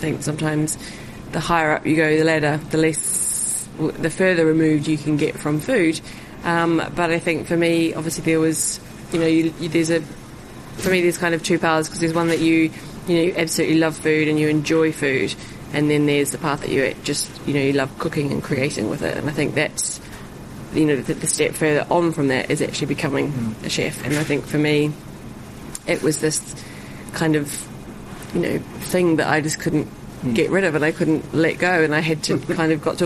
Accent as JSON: {"language": "English", "country": "New Zealand", "tie": "born or raised there", "moved": "yes", "lives_now": "London, United Kingdom", "said": "growing up in New Zealand"}